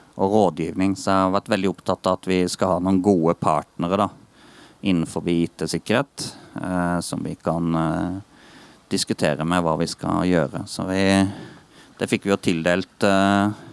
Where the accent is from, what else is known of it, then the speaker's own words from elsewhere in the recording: Eydehavn, Agder, Norway; also born or lived in Birkeland; Jeg kommer opprinnelig fra Eidehavn, da. Det er en mil herfra